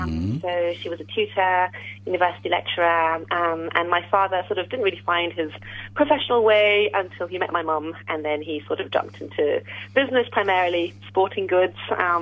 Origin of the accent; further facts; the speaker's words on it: Hong Kong; also born or lived in Paris, France / Oxford, United Kingdom / London, United Kingdom; now in Sydney, Australia; I grew up in Hong Kong, actually, but my mum is originally from Paris and my father originally from mainland China, but was then a refugee in Taiwan, where he moved to after the communists came to power on the mainland.